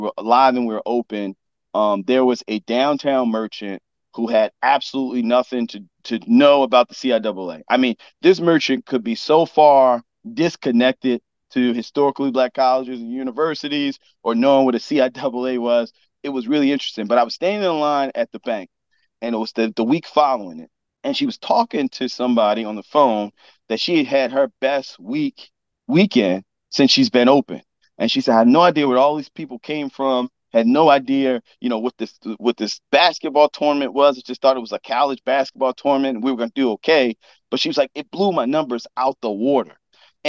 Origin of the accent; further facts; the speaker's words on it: Baltimore, Maryland, United States; where are you from? Baltimore